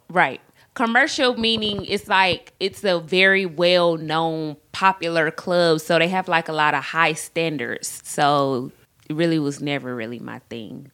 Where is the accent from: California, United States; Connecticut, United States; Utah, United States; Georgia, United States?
Georgia, United States; College Park; I grew up on the south side of Atlanta College Park.